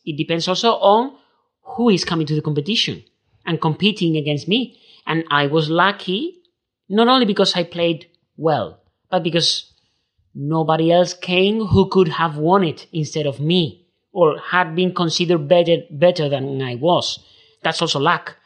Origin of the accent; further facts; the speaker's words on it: Seville, Andalusia, Spain; English is a second language; I'm from Spain. I'm from Sevilla. I was born in nineteen ninety-three.